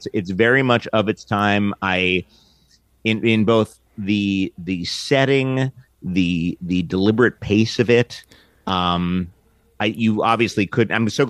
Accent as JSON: {"language": "English", "town": "New York City", "region": "New York", "country": "United States", "tie": "born or raised there", "said": "And I grew up in Manhattan"}